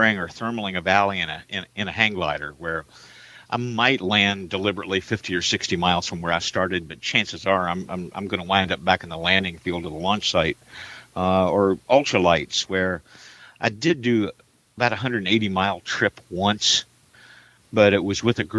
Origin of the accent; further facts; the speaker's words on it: Jeffersonville, Indiana, United States; moved away; my hometown in Jeffersonville, Indiana